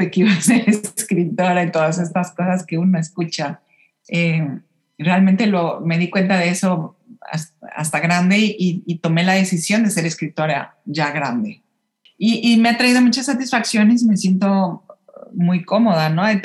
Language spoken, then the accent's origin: Spanish; Mexico City, Mexico; Claro, sí, yo, yo nací y crecí en la Ciudad de México em, y siempre hubo ahí algo como, como un poquito de incomodidad